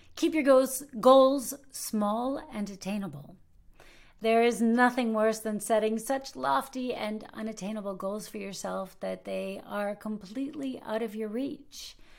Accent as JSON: {"language": "English", "country": "United States", "moved": "yes", "lives_now": "Germany", "said": "I am an American actress living and working in Germany"}